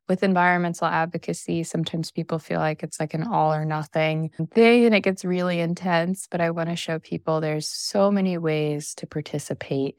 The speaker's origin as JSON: {"language": "English", "region": "Missouri", "country": "United States", "tie": "born or raised there", "said": "coming from the Midwest, I grew up in Missouri"}